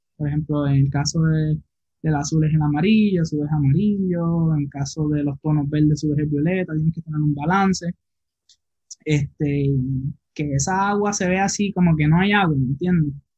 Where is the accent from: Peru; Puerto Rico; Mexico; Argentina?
Puerto Rico; Isabela; now in Aguadilla, Puerto Rico; yo soy de Isabela, Puerto Rico